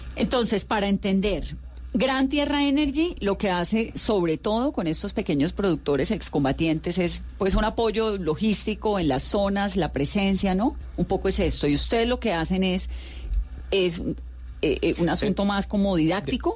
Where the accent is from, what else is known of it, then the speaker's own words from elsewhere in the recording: Colombia; como colombiano y como periodista